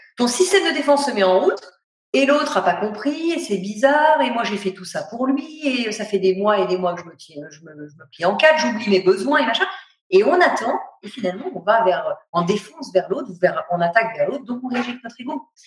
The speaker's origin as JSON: {"language": "French", "town": "Paris", "region": "Île-de-France", "country": "France", "said": "je suis parisienne"}